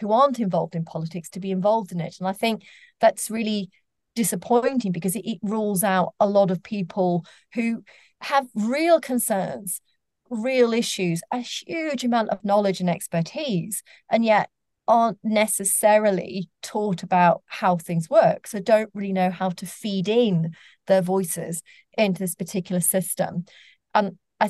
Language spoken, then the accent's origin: English; Sheffield, Yorkshire and the Humber, United Kingdom; I grew up in Sheffield, and I was growing up on a council estate in the 1980s.